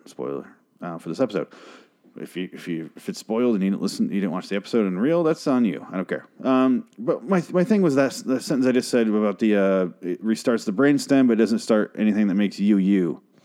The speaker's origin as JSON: {"language": "English", "country": "United States", "said": "I'm an American"}